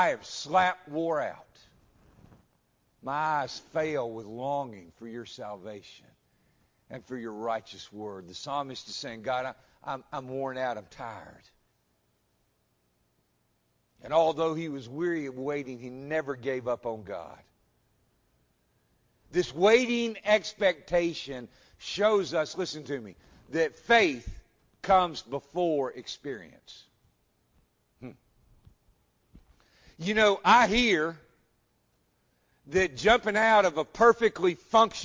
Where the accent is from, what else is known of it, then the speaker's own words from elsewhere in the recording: United States; I'm an American